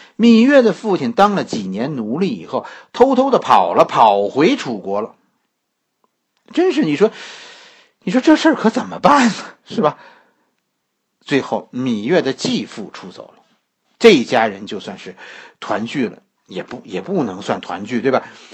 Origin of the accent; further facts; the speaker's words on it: China; 作为一个中国人